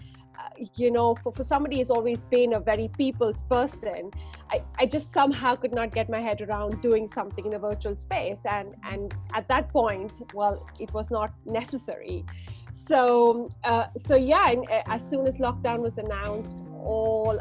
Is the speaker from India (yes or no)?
yes; India; moved away; I'm born and raised in India